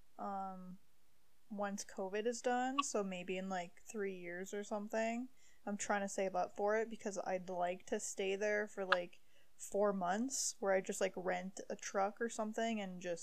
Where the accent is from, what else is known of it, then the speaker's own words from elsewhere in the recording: Ontario, Canada; I'm French from Ontario, so it's like half French, half English type thing